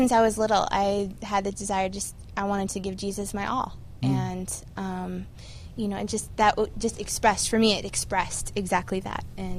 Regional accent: Montana, United States; also born or lived in Seattle, Washington; I grew up in the Four Square Church back in Seattle and Montana.

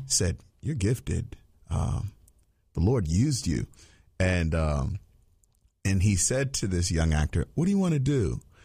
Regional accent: Virginia, United States; me growing up in Virginia

